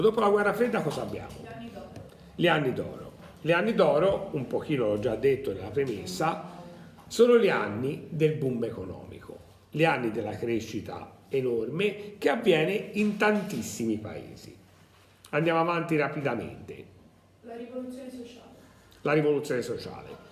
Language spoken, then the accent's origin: Italian; Tuscany, Italy; non sono, uh, un abitante di Bergamo, un, nato a Bergamo, però che sono toscano